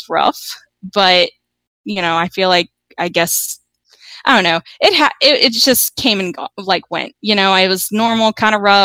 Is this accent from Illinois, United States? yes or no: no; Virginia, United States; moved away as an adult; also born or lived in California; now in Georgia, United States; I was born in Virginia, where I had my first two kids